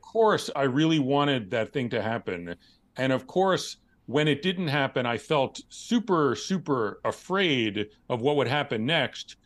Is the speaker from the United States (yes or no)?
yes; New York City, New York, United States; born or raised there